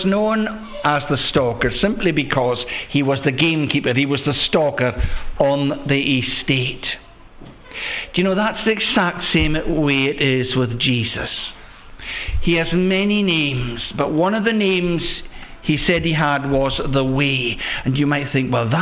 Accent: Loch Broom, West Coast of Scotland, United Kingdom; I was born and bred in the West Coast on the farm that's at the head of the loch we know of as Loch Broom

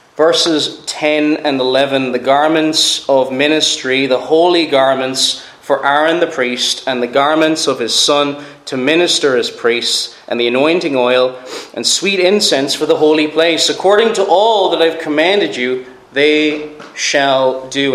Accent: Cork, Munster, Ireland; moved away; I'm from Cork originally

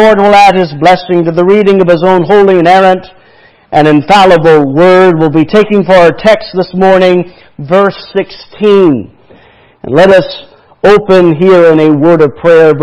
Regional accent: Bangor, Maine, United States; also born or lived in Texas; I was born in Texas, but my mother's family was from down south, but my father's family is from Maine, so I grew up in Maine

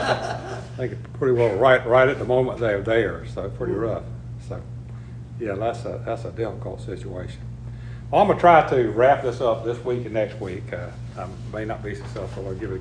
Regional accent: United States; based on our living in America, being raised in America, being fed America, being Americans

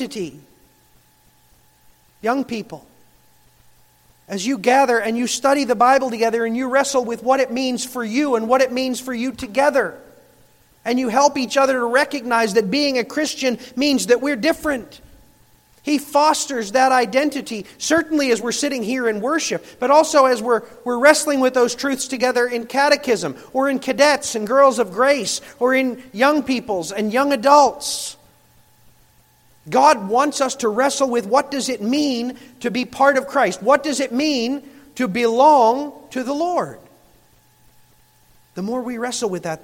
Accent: Michigan, United States

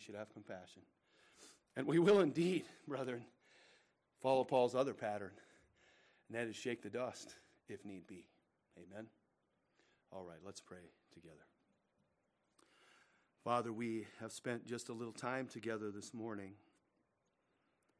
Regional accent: United States; we pray as American Christians

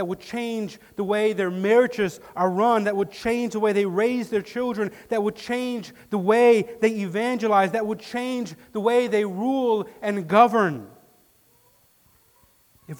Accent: Detroit, Michigan, United States; now in West Michigan, United States; growing up in Detroit, 3 hours away from here

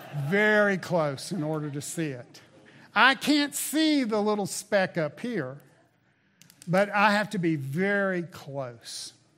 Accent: the South, United States; moved away; Growing up in the South

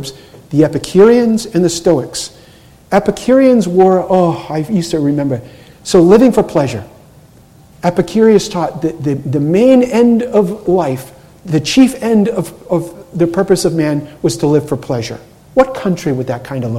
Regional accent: Cape Cod, Massachusetts, United States; I grew up on Cape Cod

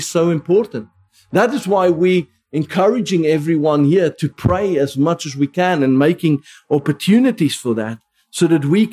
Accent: South Africa; first language Afrikaans; English is a second language; now in United Kingdom; I grew up Afrikaans in the Dutch Reformed Church

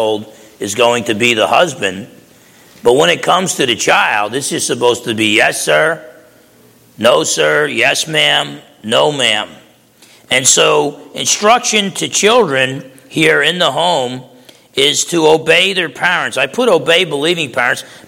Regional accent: New Jersey, United States; I used to box growing up in New Jersey

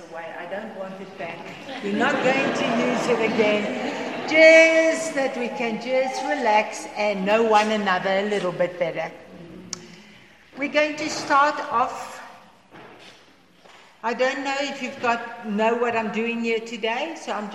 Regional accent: South Africa; first language Afrikaans; English is a second language; English is my second language, because I'm only I'm a Boerkie, I'm Afrikaans

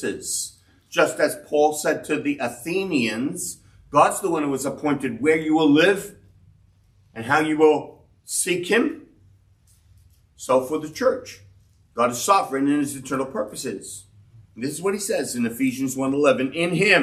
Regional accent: New York City, New York, United States; I grew up in Brownsville. 336 Blake Avenue was the first address I wrote down in my school papers.

